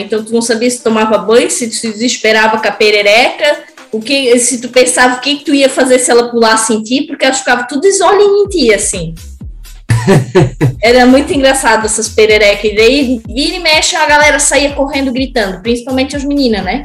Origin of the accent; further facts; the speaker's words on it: Brusque, Santa Catarina, Brazil; moved away as an adult; now in Blumenau, Brazil; eu sou naturalmente de Brusque, sempre gebiniana de coração, mas hoje moro em Blumenau